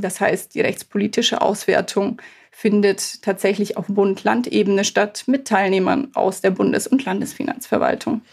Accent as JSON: {"language": "German", "region": "Bavaria", "country": "Germany", "moved": "yes", "lives_now": "Cologne, Germany", "said": "Ich komme ja ursprünglich auch aus Bayern"}